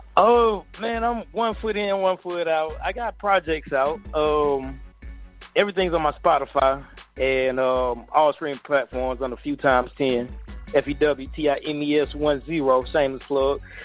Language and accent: English; Atlanta, Georgia, United States; I'm from Atlanta, so a lot of my homies are actually in the music business